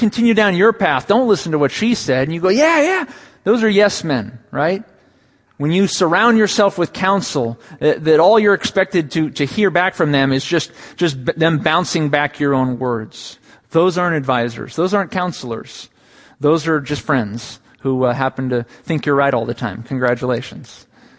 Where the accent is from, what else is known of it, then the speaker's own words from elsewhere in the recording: 10 miles from Petaluma, California, United States; 10 miles from my hometown in a town of Petaluma